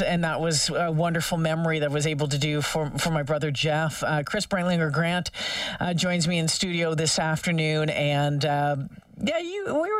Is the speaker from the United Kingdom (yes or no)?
no; Ontario, Canada; now in Edmonton, Canada; growing up in Ontario